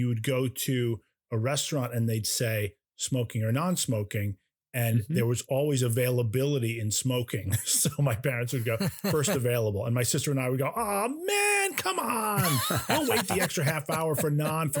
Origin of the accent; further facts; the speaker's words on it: Iselin, New Jersey, United States; also born or lived in Rahway, New Jersey / Hillsborough, New Jersey; But then we moved to Islin, New Jersey. And that's where I was born. That's where I grew up